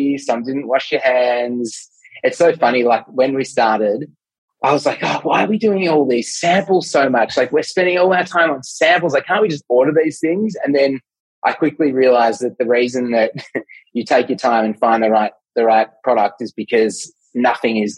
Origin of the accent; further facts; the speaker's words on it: Melbourne, Victoria, Australia; I'm from Melbourne